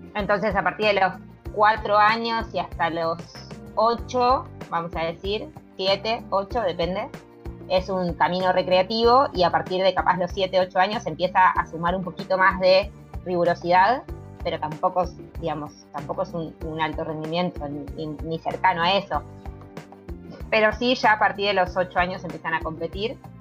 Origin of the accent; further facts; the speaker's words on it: Buenos Aires, Argentina; soy de Buenos Aires, Argentina